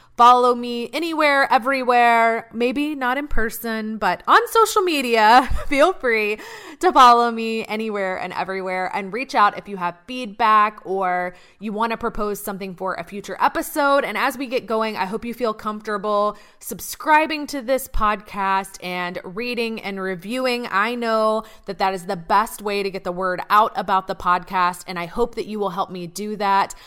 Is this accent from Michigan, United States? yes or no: no; Atlanta, Georgia, United States; I grew up in Atlanta